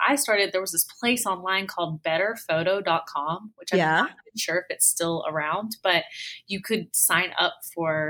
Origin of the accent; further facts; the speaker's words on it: Dallas, Texas, United States; also born or lived in Lucas, Texas; I pretty much am born and raised in Dallas, Texas